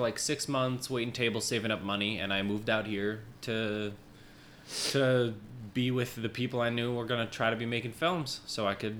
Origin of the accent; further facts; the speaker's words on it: Minnesota, United States; moved away as an adult; as you said. 28 years old. I was born and raised in Minnesota. Okay. I've been in the city about 8 years at this point.